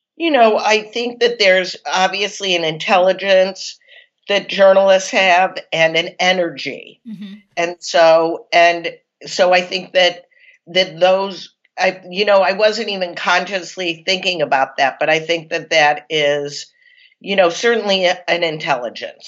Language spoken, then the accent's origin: English; Chicago, Illinois, United States; I'm from Chicago